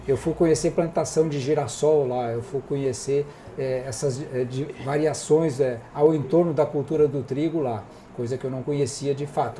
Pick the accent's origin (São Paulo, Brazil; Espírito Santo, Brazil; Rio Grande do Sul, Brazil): Rio Grande do Sul, Brazil; Porto Alegre; eu sou eu sou gaúcho, nasci aqui em Porto Alegre em 1960